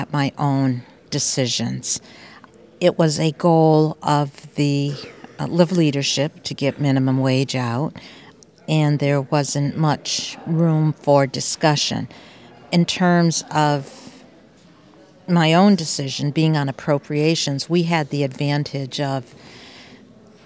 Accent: West Rutland, Vermont, United States; I grew up in West Rutland

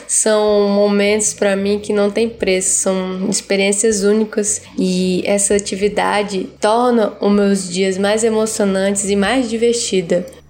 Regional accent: Rio Branco, Acre, Brazil; eu sou da cidade de Rio Branco, no estado do Acre.

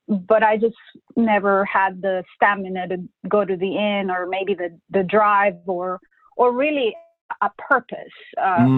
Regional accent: Honduras; first language Spanish; English is a second language; moved away as an adult; now in United States; I grew up in Honduras, you know, a third world country

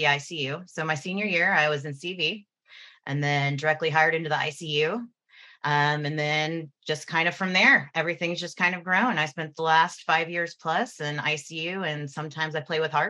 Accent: Houston, Texas, United States; moved away; Houston, that's my hometown

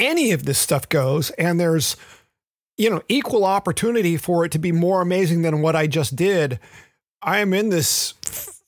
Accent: Memphis, Tennessee, United States; moved away; Having grown up in Memphis

